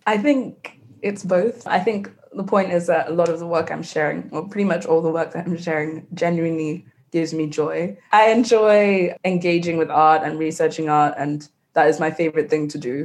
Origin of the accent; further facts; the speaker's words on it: Nigeria; growing up in West Africa